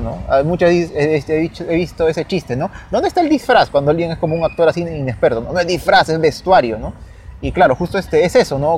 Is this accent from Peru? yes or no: yes; Peru; somos peruanos